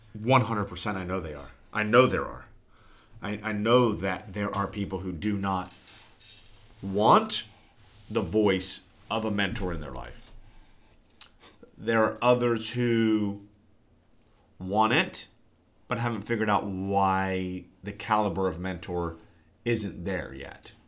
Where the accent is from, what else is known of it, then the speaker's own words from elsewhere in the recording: Newark, Ohio, United States; I am podcasting from the great state of Ohio and my hometown, the metropolis of Newark.